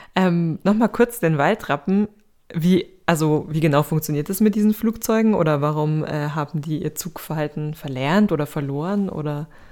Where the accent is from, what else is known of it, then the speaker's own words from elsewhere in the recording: Bavaria, Germany; bei uns in Bayern